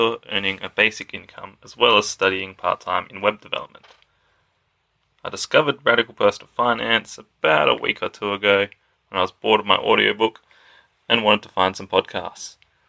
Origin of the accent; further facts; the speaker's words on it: Australia; I am from Australia. I am 22 years old.